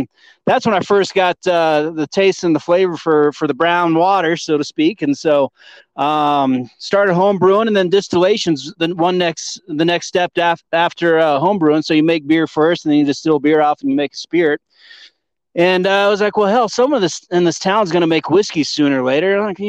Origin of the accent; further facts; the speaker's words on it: Houston, Texas, United States; moved away as an adult; also born or lived in San Diego / Dallas; now in Vail, United States; I was born and raised in Houston, a little time at San Diego State, then a little time at SMU in Dallas, and came up here as soon as I could. I would say I'm proud to be a Texan. I just prefer to live in Colorado.